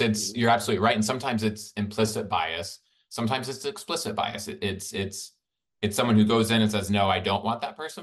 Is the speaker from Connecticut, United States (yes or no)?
no; Birmingham, Alabama, United States; I grew up in Birmingham, Alabama